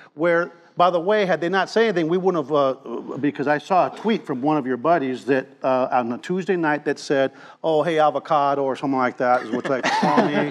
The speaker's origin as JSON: {"language": "English", "country": "Cuba", "tie": "born or raised there", "moved": "yes", "lives_now": "Texas, United States", "said": "I was born in Cuba"}